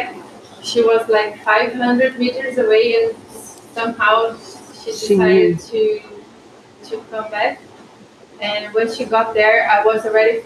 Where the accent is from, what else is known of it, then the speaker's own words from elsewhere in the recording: Brazil; I am from Brazil